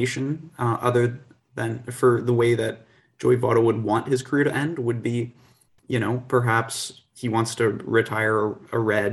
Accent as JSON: {"language": "English", "country": "Canada"}